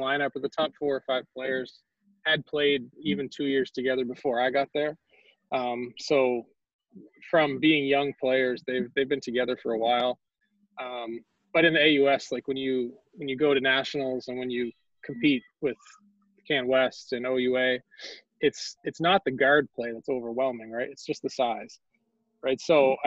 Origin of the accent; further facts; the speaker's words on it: Nova Scotia, Canada; now in Prince Edward Island, Canada; I grew up in Nova Scotia, super small town, like even smaller than PEI.